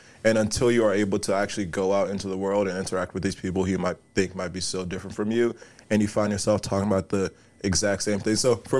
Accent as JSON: {"language": "English", "country": "Nigeria", "tie": "born there", "said": "So we were there for 2 months, and so I was, you know, I was born in Nigeria."}